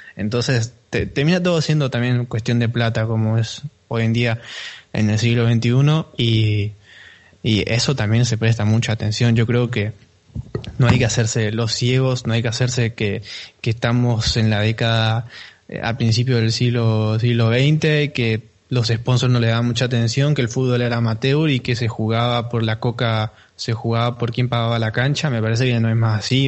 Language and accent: Spanish; Argentina; yo soy argentino